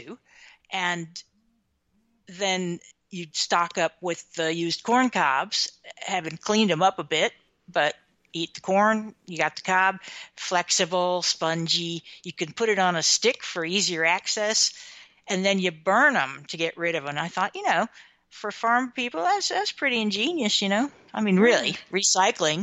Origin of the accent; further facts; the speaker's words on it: Midwestern America, United States; growing up in Midwestern America in the 1960s.